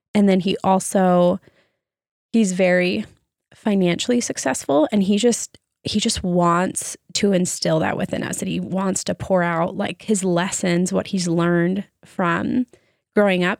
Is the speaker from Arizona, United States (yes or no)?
yes; Arizona, United States; growing up in Arizona